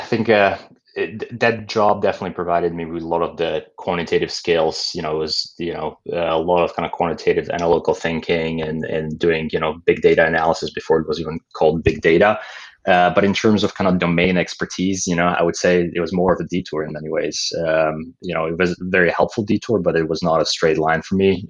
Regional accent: Slovakia; moved away as an adult; also born or lived in Pennsylvania; now in Bay Area, United States; I grew up uh, in Slovakia in um, uh, in Central Europe, and uh, you know lived there all the way through through high school.

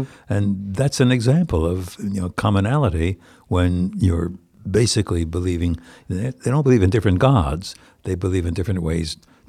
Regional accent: White Plains, New York, United States; I come from White Plains, New York, which has 4 basic synagogues.

